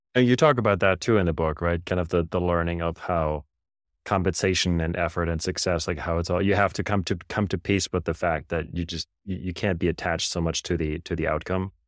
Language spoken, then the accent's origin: English; Germany; now in United States; I grew up in Germany